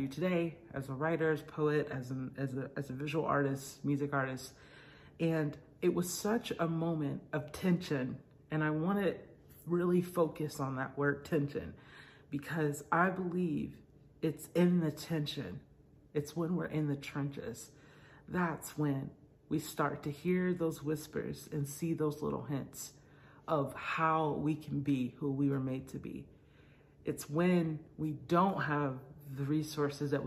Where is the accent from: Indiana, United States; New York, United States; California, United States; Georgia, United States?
Georgia, United States; Atlanta; I grew up in Atlanta, Georgia area, where my parents were pastors.